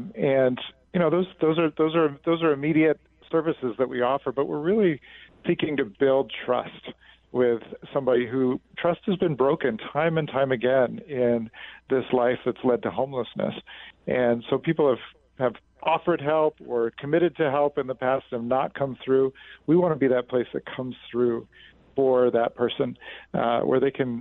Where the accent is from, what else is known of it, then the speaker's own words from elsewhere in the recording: Washington, District of Columbia, United States; moved away as an adult; now in New York, United States; I'm from Washington, D.C.